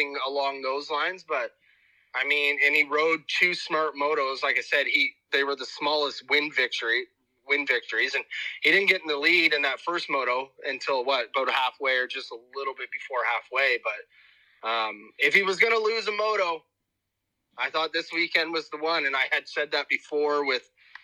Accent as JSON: {"language": "English", "area": "East Coast", "region": "Atlantic Canada", "country": "Canada", "moved": "yes", "said": "I'm originally from the East Coast"}